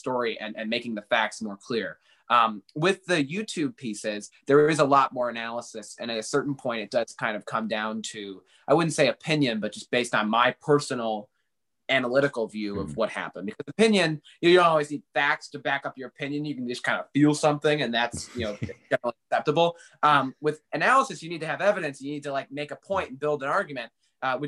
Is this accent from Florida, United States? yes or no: no; New Hartford, New York, United States; also born or lived in Buffalo, New York / West Winfield, New York; I was born in Buffalo, New York, but we moved here when I was 7 months old. I lived in out in West Winfield for a while. It's about 20 minutes outside of Utica. And then we moved to New Hartford when I was, you know, pretty young, and been there ever since.